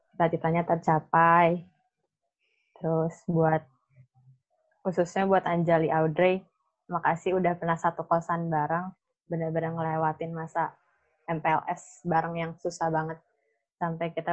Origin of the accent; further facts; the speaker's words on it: Karawang, West Java, Indonesia; gue orang Karawang, gue diajak lah kampung lah desa.